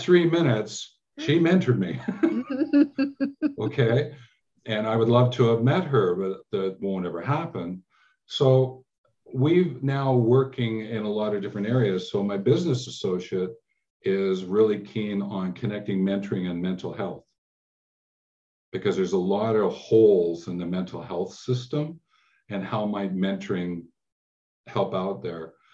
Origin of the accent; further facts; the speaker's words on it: Canada; also born or lived in England; I was born in England and we came over when I was about six years old to Canada.